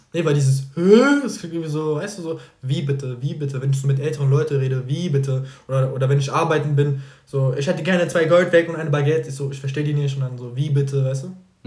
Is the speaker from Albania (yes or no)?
no; Algeria; moved away; Ich war so lange nicht mehr in Algerien. Meine Heimat.